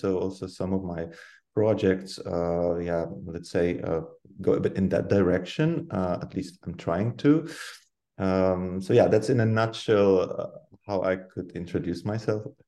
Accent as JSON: {"language": "English", "country": "Poland", "moved": "as an adult", "lives_now": "Netherlands", "said": "I come from Poland, uh, but I'm based in the Netherlands, living here like half of my life uh, by now or more"}